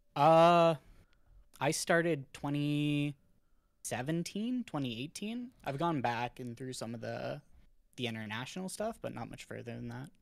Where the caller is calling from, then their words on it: Ontario, Canada; calling from Ontario, Canada